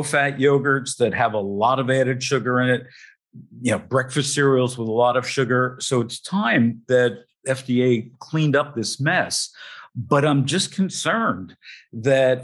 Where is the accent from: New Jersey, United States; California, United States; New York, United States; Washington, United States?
New Jersey, United States; I come from New Jersey